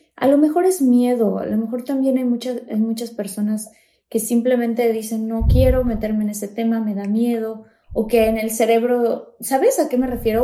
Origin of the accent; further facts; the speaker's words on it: Mexico; en mi país, México